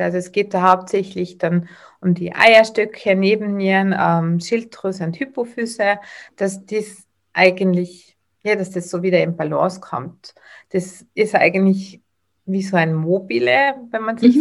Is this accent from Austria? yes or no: yes; Tyrol, Austria; accent: Tyrolean; Ich bin aus Tirol, wie man wahrscheinlich ein wenig hören wird.